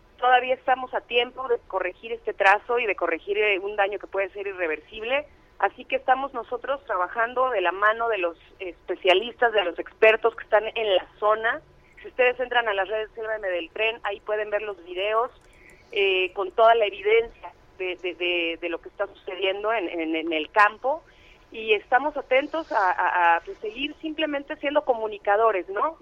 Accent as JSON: {"language": "Spanish", "country": "Mexico", "said": "somos mexicanos"}